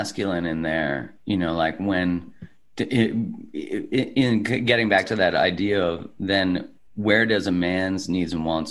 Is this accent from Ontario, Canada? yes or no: no; Calgary, Alberta, Canada; In Calgary, in Canada.